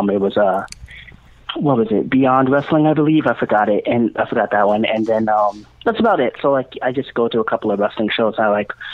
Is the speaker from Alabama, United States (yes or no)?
no; Long Island, New York, United States; now in Jacksonville, United States; I was actually born in Long Island, New York, and I used to go to Long Island Fest a lot. It was very fun to do. And so I moved to Florida